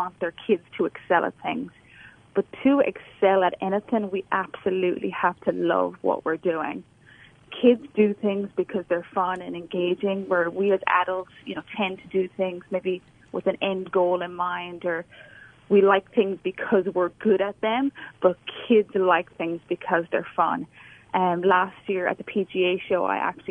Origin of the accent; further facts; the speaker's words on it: Ireland; moved away as an adult; also born or lived in North Carolina, United States; now in Alabama, United States; I'm from Ireland. So I grew up playing junior golf back there